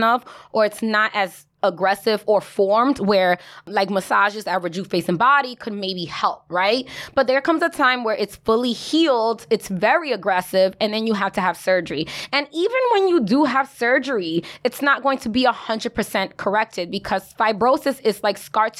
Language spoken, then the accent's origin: English; Bronx, New York, United States; okay, I'm a classy ass bitch. But at the end of the day, I'm from the Bronx. Don't you forget it.